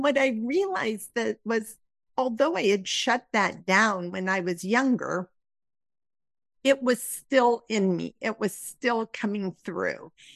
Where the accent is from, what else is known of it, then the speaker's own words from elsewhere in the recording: Midwest, United States; I was raised in the Midwest in a conservative area